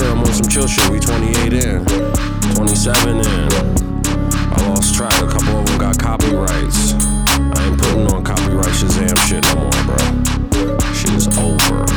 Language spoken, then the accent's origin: English; California, United States; I'm straight from Cali and shit.